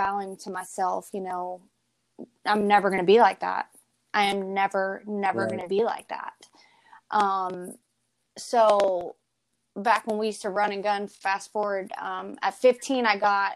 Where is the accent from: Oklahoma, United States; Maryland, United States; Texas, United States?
Texas, United States; College Station; moved away as an adult; now in Plant City, United States; I pretty much grew up with my mom growing up in College Station